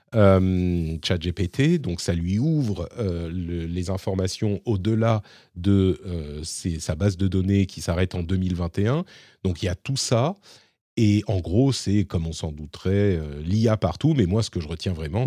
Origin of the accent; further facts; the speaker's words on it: France; now in Finland; chez nous, en France